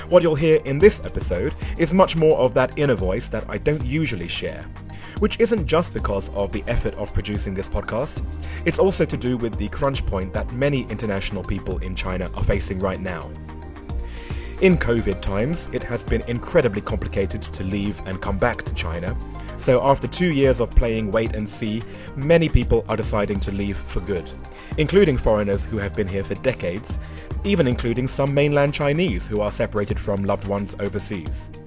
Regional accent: England, United Kingdom; I'm English. We're not really polite. We just use it as a weapon.

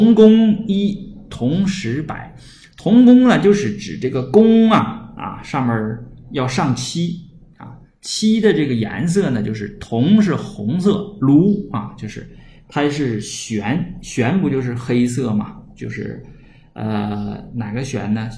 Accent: China; 我们中国人

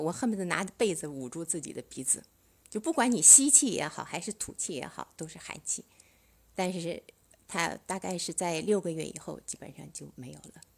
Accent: Suzhou, Jiangsu, China; 我是苏州的

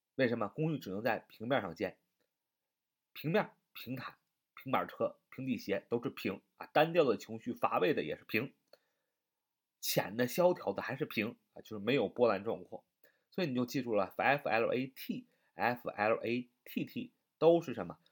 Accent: China; 我们中国人民

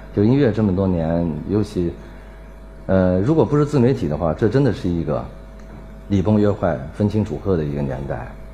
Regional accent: Anhui, China; moved away; also born or lived in Nanjing / Beijing; 我们家就住在安徽人。然后我在南京一直待到九八年

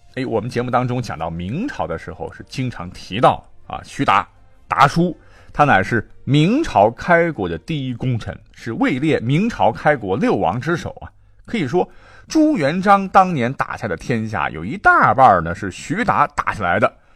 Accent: China; 我们中国人民

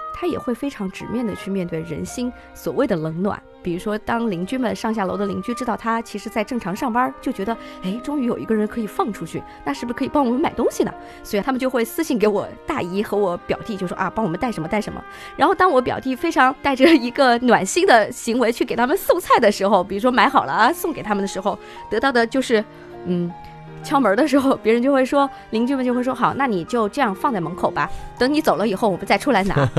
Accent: Wuhan, Hubei, China; moved away; 像我在武汉土生土长地长大

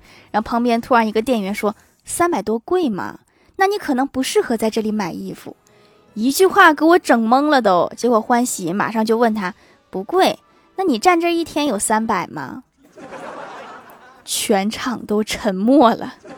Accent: Northeast China, China; 我们东北人

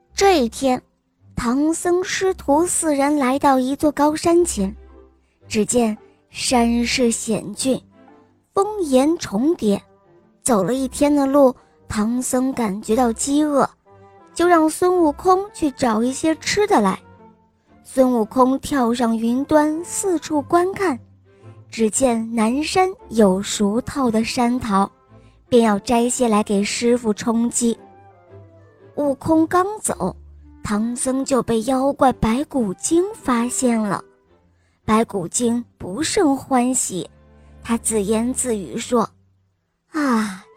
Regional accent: Huangjiang, Guangdong, China; 我五岁半了，我来自还乡

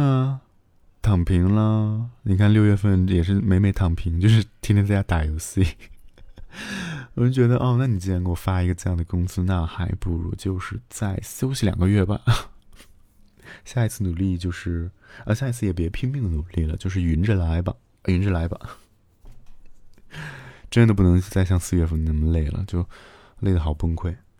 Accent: Xi'an, Shaanxi, China; 从小在西安长大

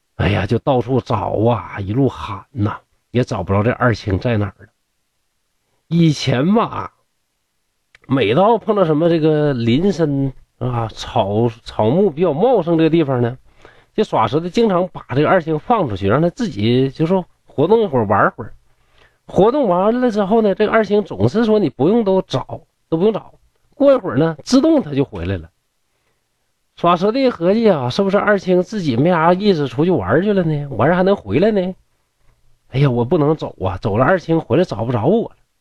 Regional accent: Northeast China, China; accent: Northeastern Mandarin; 咱们东北话

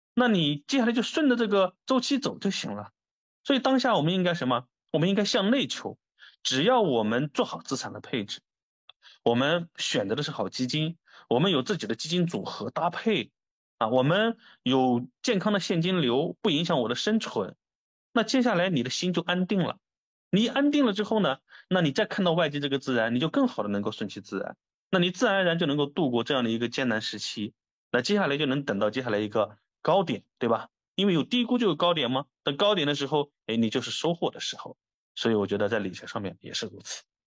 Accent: China; 我觉得作为中国人

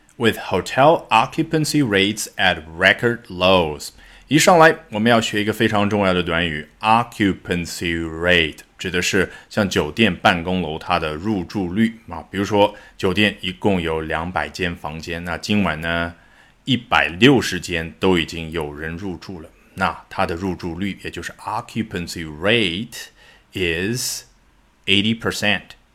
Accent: China; 我们中文

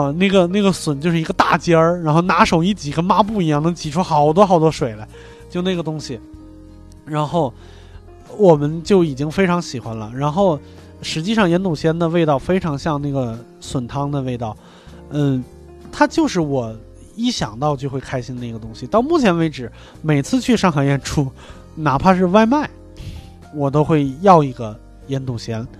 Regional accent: northern China, China; moved away; 作为一个北方人，

